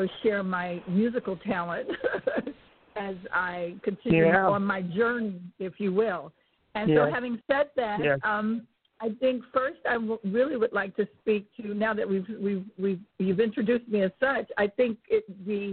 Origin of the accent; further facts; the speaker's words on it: Chicago, Illinois, United States; I was born in Chicago. I grew up in a very musical family